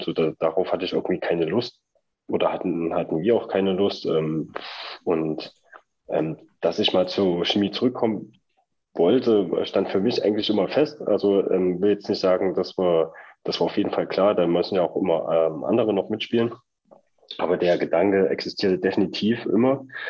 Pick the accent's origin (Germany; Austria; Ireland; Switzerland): Germany; Leipzig, Saxony; wir kommen beide aus Leipzig, ähm, haben unsere, unsere Eltern hier, Großeltern